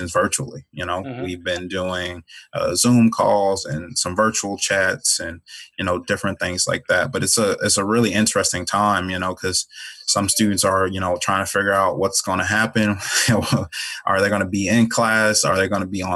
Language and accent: English; Chicago, Illinois, United States; moved away as an adult; also born or lived in DeLand, Florida / Grand Island, Nebraska; growing up in Chicago was tough.